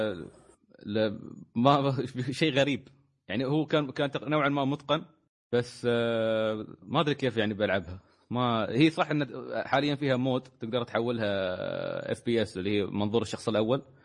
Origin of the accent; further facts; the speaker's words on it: Kuwait; عندنا في الكويت